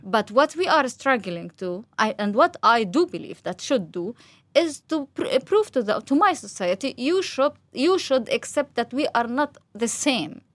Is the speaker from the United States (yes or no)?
no; Gaza, Gaza Strip, Palestine; also born or lived in West Bank; I raised up in Gaza. All my life was in Gaza, just to study, uh, my university in, outside in West Bank